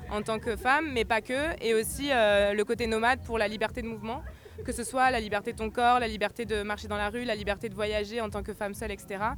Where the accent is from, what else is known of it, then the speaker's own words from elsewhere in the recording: Marseille, Provence-Alpes-Côte d'Azur, France; moi je suis une Marseillaise et j'ai beaucoup voyagé